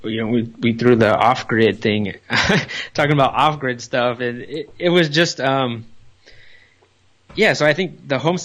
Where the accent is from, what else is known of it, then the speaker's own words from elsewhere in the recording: Los Angeles, California, United States; moved away; we're from the Los Angeles area. You know, we live in that area our whole life